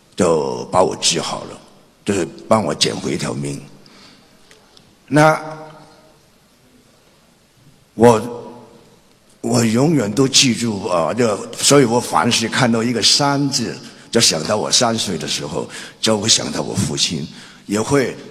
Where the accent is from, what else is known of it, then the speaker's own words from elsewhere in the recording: Guangzhou, Guangdong, China; born there; 那么的我其实我是在广州出生，所以也可以算是半个广州人。